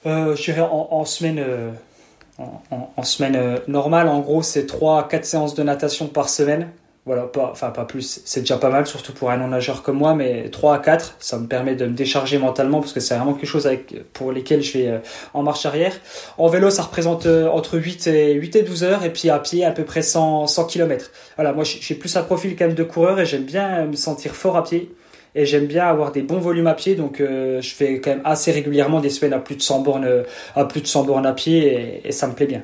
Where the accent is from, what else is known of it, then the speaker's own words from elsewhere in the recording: Montbéliard, Bourgogne-Franche-Comté, France; accent: accent de l'est; j'ai un petit accent de un petit accent de l'est. Je suis un pur produit franc-comtois et plus précisément de de Montbéliard.